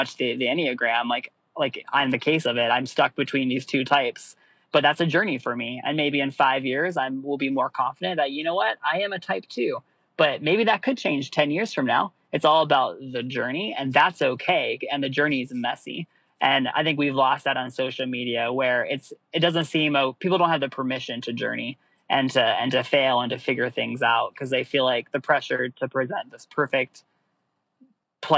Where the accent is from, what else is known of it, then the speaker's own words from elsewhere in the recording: Russia; now in Washington, D.C., United States; my environment growing up in Russia